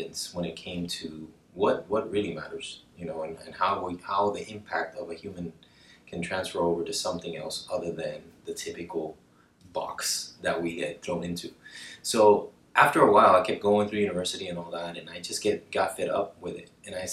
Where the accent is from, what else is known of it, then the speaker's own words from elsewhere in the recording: Cartagena, Bolívar, Colombia; I grew up in Colombia, in Cartagena.